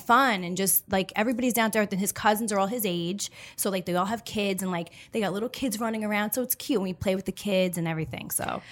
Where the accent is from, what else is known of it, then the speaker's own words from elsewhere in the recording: New York City, New York, United States; I'm born and raised on Staten Island